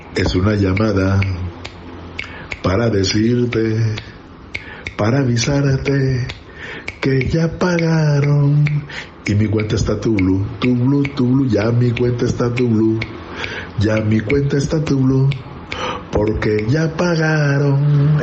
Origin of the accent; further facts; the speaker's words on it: Cali, Valle del Cauca, Colombia; vengo de familia de músicos de Cali, Colombia